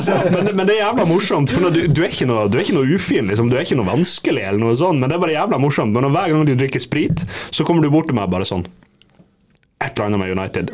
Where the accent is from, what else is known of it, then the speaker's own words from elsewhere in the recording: Bergen, Vestland, Norway; now in Bodø, Norway; når jeg var hjemme i Bergen